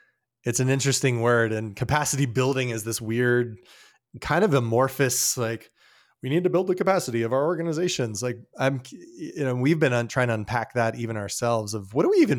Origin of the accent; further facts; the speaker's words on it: Colorado Springs, Colorado, United States; I grew up in Colorado Springs, and I have a deep heart for that city.